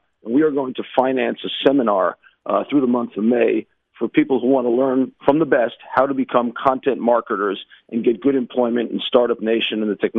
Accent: United States; moved away as an adult; now in Israel; when I moved to Israel

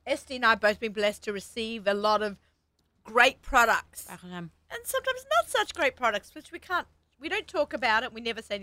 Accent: Australia; moved away; growing up in Australia, we had a lot of South African influence

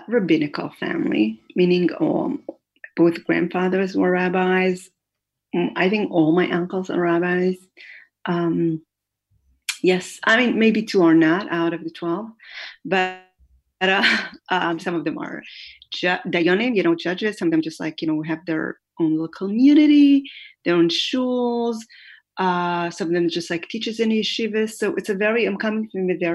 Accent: Jerusalem, Jerusalem District, Israel; born or raised there; also born or lived in Haifa, Israel

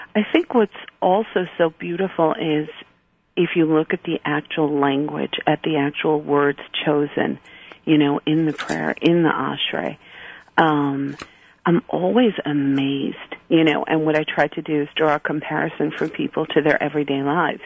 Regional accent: New York City, New York, United States; I grew up in Borough Park. You know, I, I joke a little shtetl in Brooklyn

